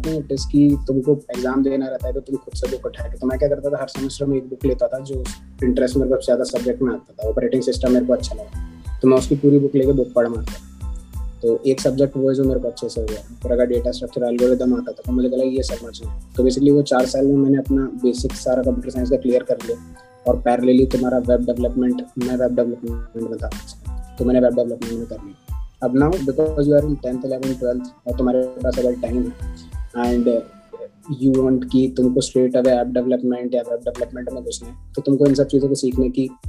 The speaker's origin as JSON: {"language": "Hindi", "town": "Bhopal", "region": "Madhya Pradesh", "country": "India", "said": "और मैं भोपाल का रहने वाली हूँ और कॉलेज के बाद मैं national institute of technology Durgapur N Durgapur में गया"}